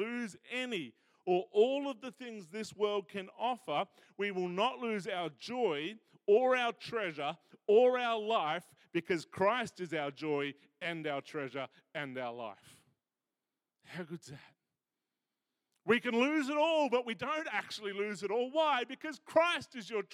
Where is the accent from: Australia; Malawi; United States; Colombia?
Australia